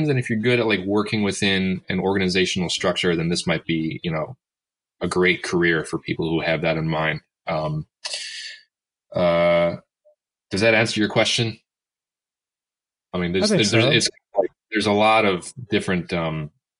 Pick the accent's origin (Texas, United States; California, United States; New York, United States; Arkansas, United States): New York, United States; Buffalo; moved away as an adult; also born or lived in Rochester, New York; now in Washington, D.C., United States; I'm originally from Buffalo, New York, born and raised.